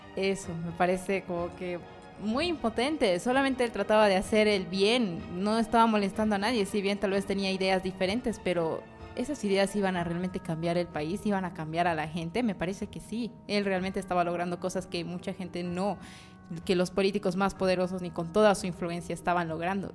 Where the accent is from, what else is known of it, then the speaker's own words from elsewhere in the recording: Bolivia; las cosas que son nuestras como bolivianos